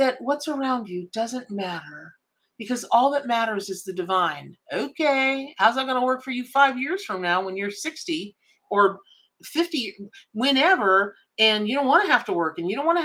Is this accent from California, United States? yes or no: no; Ocala, Florida, United States; I grew up in Ocala, Florida